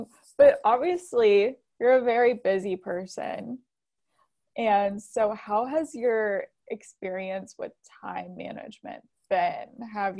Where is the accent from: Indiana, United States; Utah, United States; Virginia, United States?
Indiana, United States; near Fort Wayne; Yeah, I'm actually, my hometown is about like 15, 20 minutes from Fort Wayne.